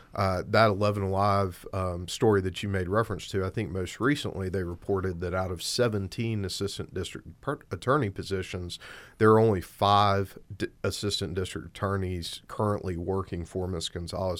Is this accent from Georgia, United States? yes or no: yes; Albany, Georgia, United States; also born or lived in Athens, Georgia / St. Louis, Missouri / Atlanta, Georgia; I was born and raised in Southwest Georgia